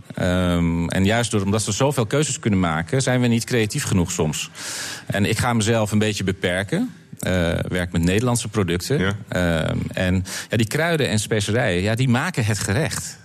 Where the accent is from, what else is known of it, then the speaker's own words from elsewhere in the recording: North Holland, Netherlands; bij ons in Noord-Holland